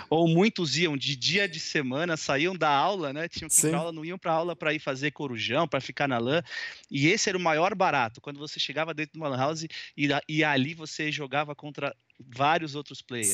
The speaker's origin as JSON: {"language": "Portuguese", "region": "São Paulo", "country": "Brazil", "tie": "born or raised there", "also_born_or_lived": "Bauru, Brazil", "said": "eu sou de São Paulo, capital, nasci aqui."}